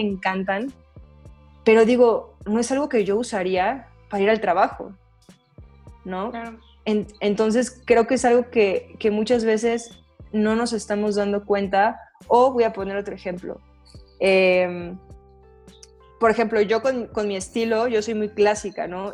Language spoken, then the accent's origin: Spanish; Mexico; aquí en México